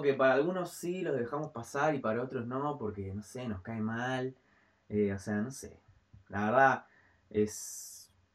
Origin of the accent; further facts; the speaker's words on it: Argentina; somos argentinos